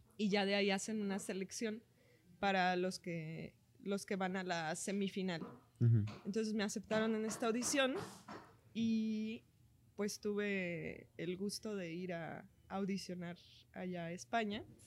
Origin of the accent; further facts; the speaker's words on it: Mexico; como buena mexicana, me llevaban a festivales a cantar